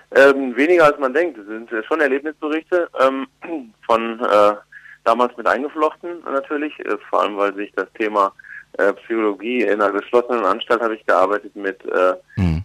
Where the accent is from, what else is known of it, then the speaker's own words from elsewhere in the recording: Ruhr area, North Rhine-Westphalia, Germany; ich komme ja selber aus dem Ruhrgebiet gebürtig